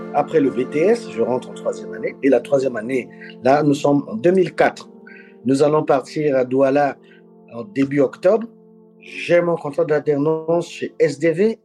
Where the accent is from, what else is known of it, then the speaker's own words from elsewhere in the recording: Republic of the Congo; moved away as an adult; also born or lived in Cameroon / Democratic Republic of the Congo; now in Dili, Timor-Leste; J'ai grandi au Congo-Brazzaville, pays dans lequel je suis né